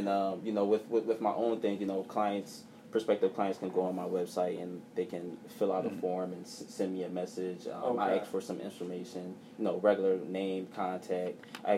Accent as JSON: {"language": "English", "town": "Philadelphia", "region": "Pennsylvania", "country": "United States", "tie": "born or raised there", "said": "But, you know, the Sixers, that's definitely my hometown team. And I root for them, too."}